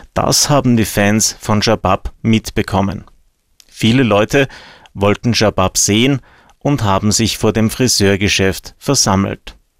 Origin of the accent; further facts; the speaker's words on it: Austria; bei uns in Österreich